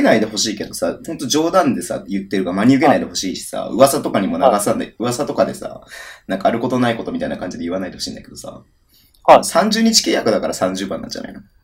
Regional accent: Hokkaido, Japan; 僕らは北海道の人ですけれども

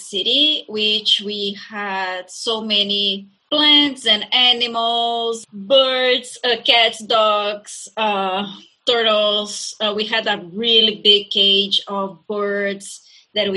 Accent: Brazil; English is a second language; moved away as an adult; now in Skokie, United States; I come from Brazil, so it's a different country, different reality.

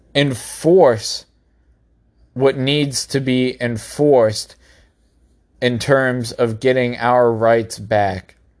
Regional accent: United States; as an American citizen

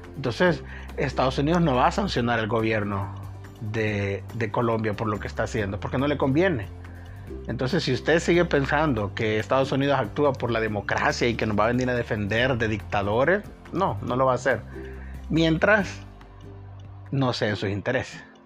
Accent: El Salvador; un país relativamente pequeño como digamos nosotros, que somos más o menos unos 7, 7 y medio millones de habitantes

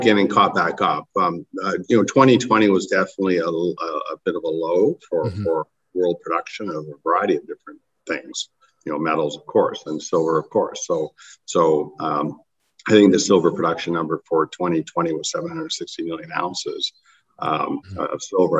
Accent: Canada; I'm a Canadian

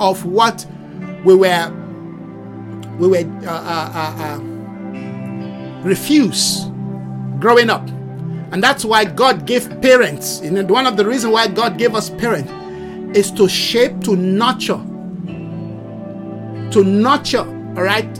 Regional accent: Nigeria; my nationality as a Nigerian

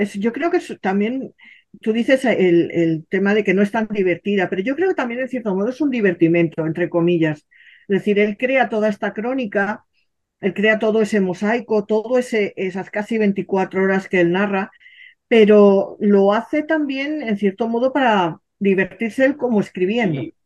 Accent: Madrid, Community of Madrid, Spain; yo soy madrileña madrileña de ancestros madrileños, gata hasta las trancas

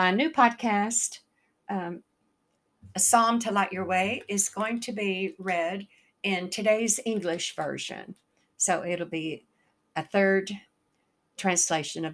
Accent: the South, United States; accent: Southern; also born or lived in the North (US); I'm from the South

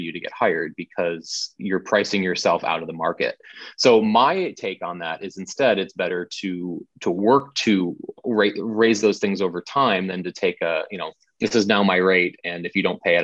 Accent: Tampa, Florida, United States; moved away; I'm originally from the Tampa St. Pete area in Florida, and I worked there for a long time

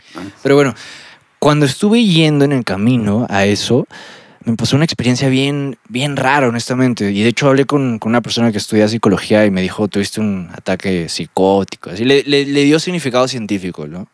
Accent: Lima, Peru; moved away; also born or lived in State of Mexico; como soy de Lima, soy de la costa

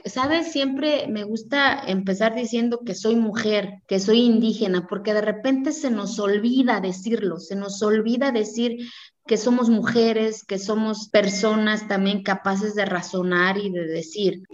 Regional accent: Santa María Quiegolani, Oaxaca, Mexico; Spanish is a second language; moved away; de hablar una lengua diferente al español y de decir que soy de Kiegolán

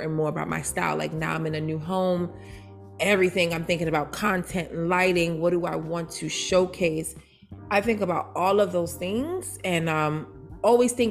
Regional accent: New York City, New York, United States; moved away; also born or lived in Baltimore, Maryland; Growing up in Brooklyn, New York, come on, Jay's all day, Tommy Hilfiger.

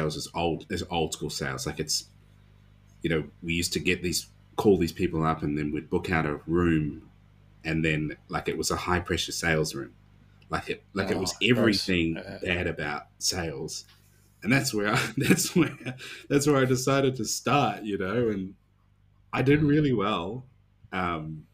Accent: Dunedin, Otago, New Zealand; my hometown of Dunedin

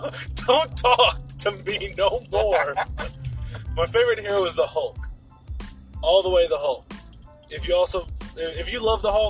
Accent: Texas, United States; we're from Texas.

